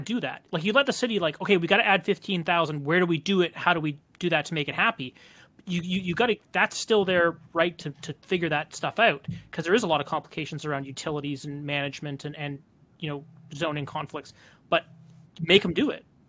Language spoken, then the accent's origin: English; Calgary, Alberta, Canada; now in Vancouver, Canada; I grew up in Calgary